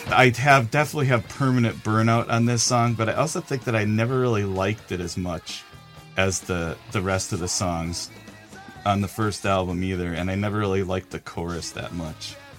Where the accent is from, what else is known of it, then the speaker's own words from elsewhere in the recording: Milwaukee, Wisconsin, United States; growing up in Milwaukee